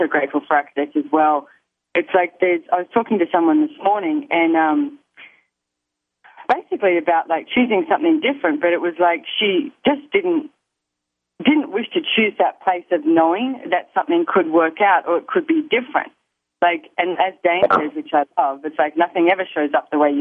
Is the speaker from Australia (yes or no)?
yes; Australia; accent: Aussie; my Aussie accent